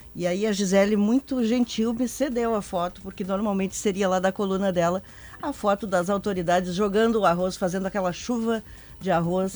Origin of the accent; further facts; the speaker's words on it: Rio Grande do Sul, Brazil; como gaúchos que somos